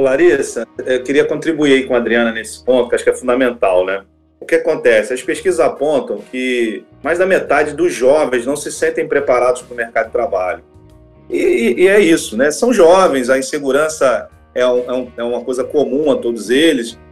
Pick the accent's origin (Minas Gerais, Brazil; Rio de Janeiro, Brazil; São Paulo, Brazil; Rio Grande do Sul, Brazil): Rio de Janeiro, Brazil; Duque de Caxias; nasci em Caxias, periferia do Rio de Janeiro. Eu sou aquele típico jovem negro que nasceu numa família pobre, morava lá do lado do valão